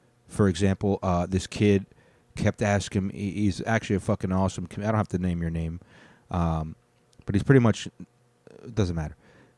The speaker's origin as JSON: {"language": "English", "country": "United States", "said": "Obviously. I'm an American."}